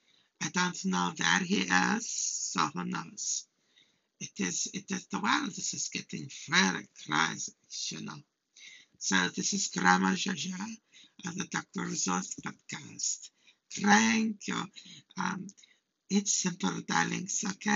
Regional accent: Hungary; English is a second language; now in United States; So, I'm from Hungary. I'm an immigrant.

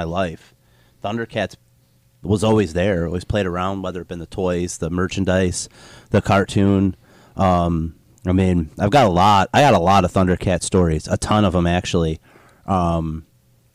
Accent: Riverview, Michigan, United States; also born or lived in Southgate, Michigan; the house I grew up in Riverview, Michigan

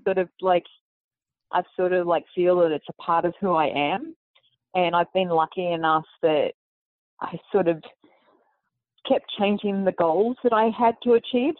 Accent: Sydney, New South Wales, Australia; moved away as an adult; now in United States; Sydney, basically my hometown.

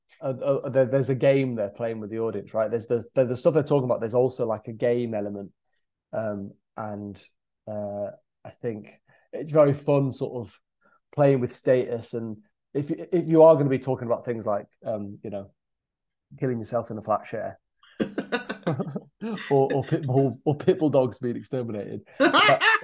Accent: Scarborough, Yorkshire and the Humber, United Kingdom; my hometown of Scarborough

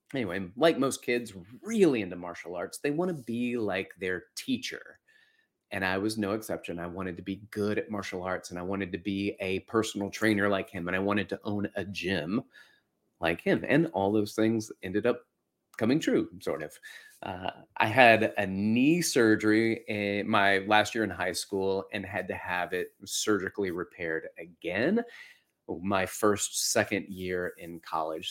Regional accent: Florence, Alabama, United States; when I was a kid, I had a martial arts teacher where I was growing up in Florence, Alabama

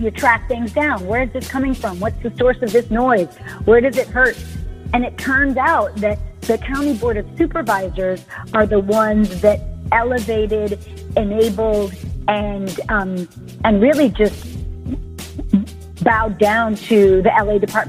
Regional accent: Jamaica; now in Los Angeles, United States; I'm an immigrant from Jamaica

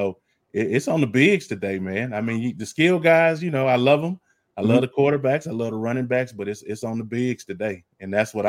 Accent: Texas, United States; I'm Texan all the way.

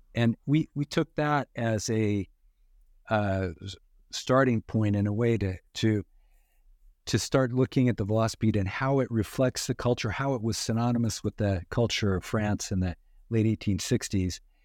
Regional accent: western Idaho, United States; grew up in in uh, western Idaho

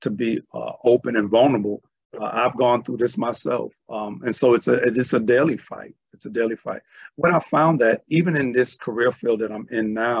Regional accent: New York City, New York, United States; growing up in Brooklyn, New York, East Flatbush in the 70s

